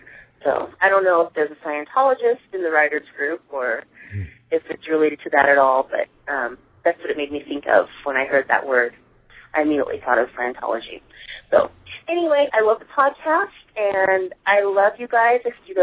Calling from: Seattle, Washington, United States; I'm calling from Seattle, Washington.

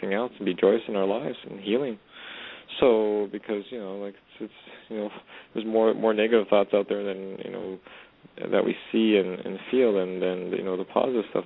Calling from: Edmonton, Alberta, Canada; I'm calling from way up north in Edmonton, Alberta, Canada

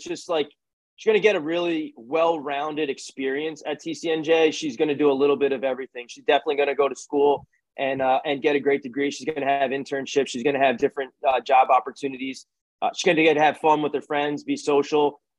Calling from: Pennsylvania, United States; And I'm calling you from Pennsylvania right now. We moved over the border.

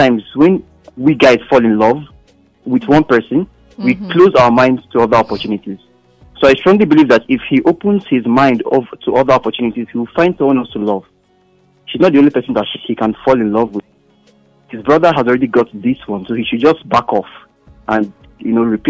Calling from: Ogun State, Nigeria; I'm calling from Ogun State.

